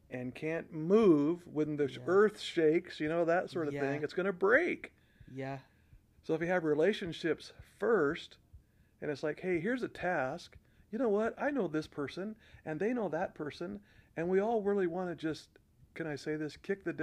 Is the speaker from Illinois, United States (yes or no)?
no; Corvallis, Oregon, United States; when we talk about the church that we were raised up in in Corvallis